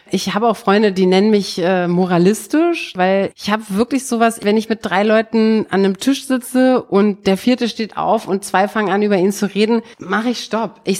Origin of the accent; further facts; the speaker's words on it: East Germany, Germany; Bei uns im Osten hießen die ja Kosmonauten und nicht Astronauten